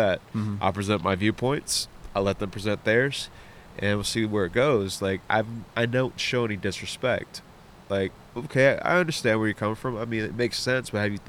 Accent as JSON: {"language": "English", "town": "San Antonio", "region": "Texas", "country": "United States", "tie": "born or raised there", "moved": "yes", "lives_now": "Dawsonville, Georgia, United States", "said": "growing up in Texas"}